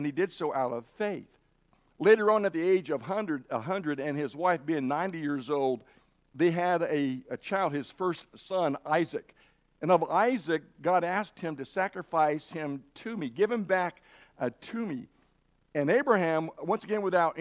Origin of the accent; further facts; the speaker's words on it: Idaho, United States; I'm from Idaho or have lived in Idaho too long